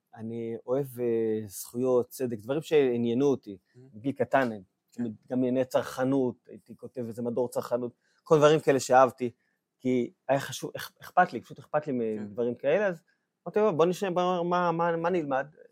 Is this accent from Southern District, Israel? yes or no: yes; Ashkelon, Southern District, Israel; moved away; גדלתי באיזה אזור, באשקלון אמנם